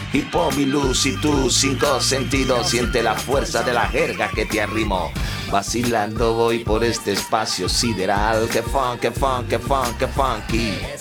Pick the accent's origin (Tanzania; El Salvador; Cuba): Cuba; el cubano que soy